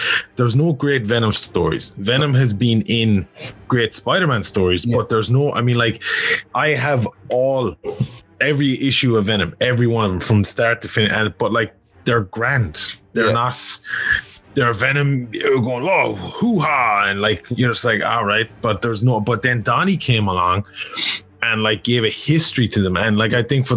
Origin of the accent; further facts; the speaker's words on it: Cahir, Munster, Ireland; moved away; I grew up in Care down in Tipperary